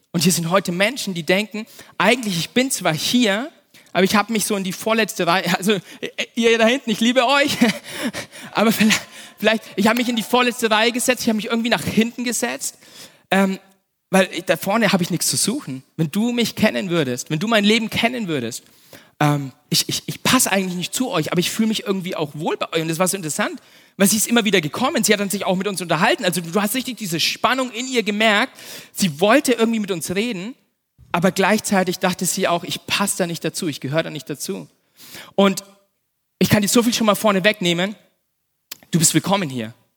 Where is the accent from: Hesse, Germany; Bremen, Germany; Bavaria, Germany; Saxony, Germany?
Bavaria, Germany; Nuremberg; also born or lived in Erlangen; ich bin ja in Nürnberg aufgewachsen, ich bin ein, bin ein echter Franke, ein echter Nürnberger